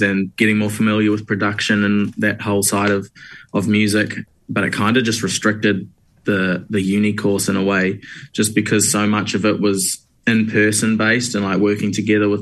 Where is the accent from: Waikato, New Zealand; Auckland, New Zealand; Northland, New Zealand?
Waikato, New Zealand; Hamilton; moved away as an adult; now in Wellington, New Zealand; I am originally from Hamilton